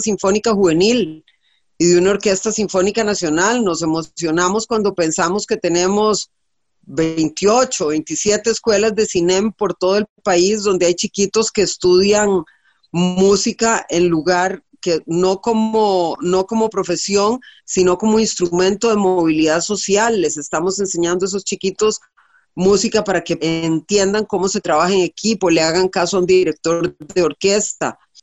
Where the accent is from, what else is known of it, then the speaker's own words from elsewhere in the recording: Costa Rica; En este país admiramos y respetamos a ingenieros. Nos sentimos orgullosos cuando vemos las flotillas del ICE